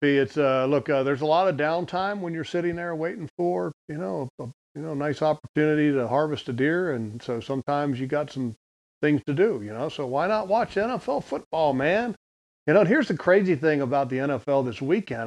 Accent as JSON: {"language": "English", "country": "United States", "said": "I'm an American."}